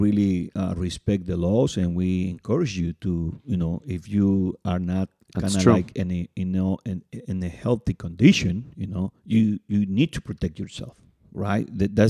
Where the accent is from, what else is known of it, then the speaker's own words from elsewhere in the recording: California, United States; And you know, we are in the Bay Area for the people that listen, maybe in New York and Miami, but we are from the Bay Area.